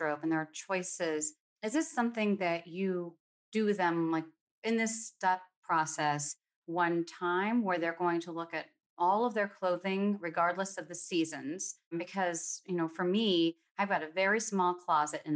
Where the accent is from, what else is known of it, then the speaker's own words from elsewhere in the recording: California, United States; now in Seattle, United States; I grew up in California